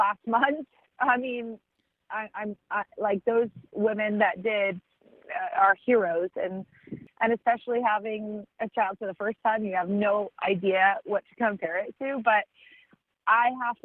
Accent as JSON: {"language": "English", "town": "Santa Barbara", "region": "California", "country": "United States", "tie": "born or raised there", "said": "my hometown of Santa Barbara"}